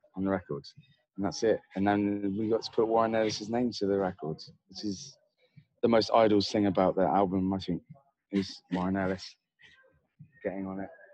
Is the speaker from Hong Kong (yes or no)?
no; Devon, South West England, United Kingdom; I grew up in Devon, which is like a village